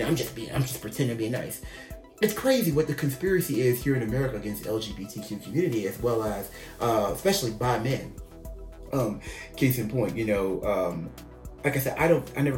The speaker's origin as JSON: {"language": "English", "country": "United States", "said": "I'm the American bi guy"}